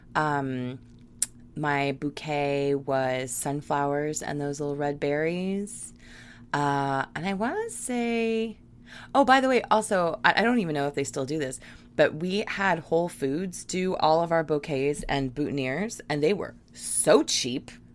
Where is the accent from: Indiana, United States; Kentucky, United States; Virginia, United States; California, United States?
Virginia, United States; I grew up in Virginia